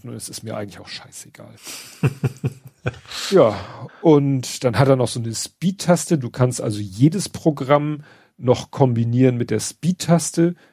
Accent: Northern Germany, Germany; Aber das, das ist so, wir sind halt Norddeutsche.

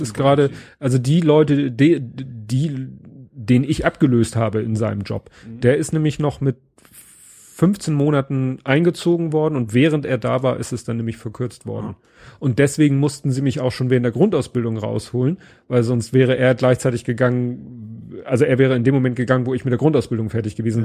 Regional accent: Hamburg, Germany; zu meiner Kindheit in Hamburg

